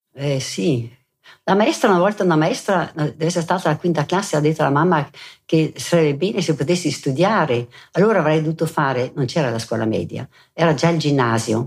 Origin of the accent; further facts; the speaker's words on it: Merano, Trentino-Alto Adige, Italy; also born or lived in Bolzano; sono nata a Bolzano e sono rimasta lì fino ai quattro anni, presso poco, e poi con la famiglia siamo venuti ad abitare a Merano